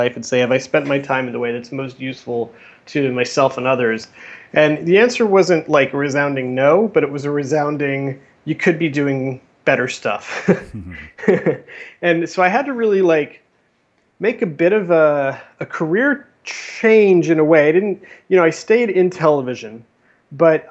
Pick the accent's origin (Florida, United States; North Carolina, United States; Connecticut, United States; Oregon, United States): Florida, United States; South; moved away as an adult; also born or lived in New York; I grew up in South Florida.